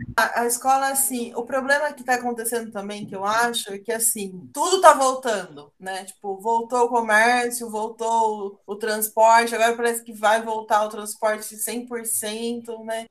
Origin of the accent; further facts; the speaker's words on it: Brazil; no Jardim Glória, né, que foi o bairro onde eu nasci